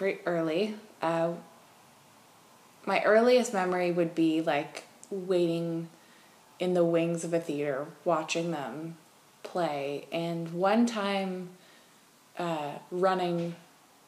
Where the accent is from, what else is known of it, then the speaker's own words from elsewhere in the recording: Toronto, Ontario, Canada; moved away as an adult; also born or lived in Los Angeles; now in Nashville, United States; I'm from Toronto, but I was living in L.A.